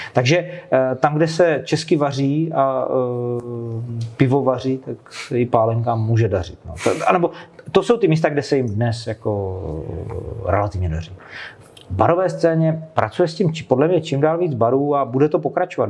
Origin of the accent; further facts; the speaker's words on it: Moravian Slovakia, South Moravian Region, Czechia; krajem, odkud pocházím. Já jsem ze Slovácka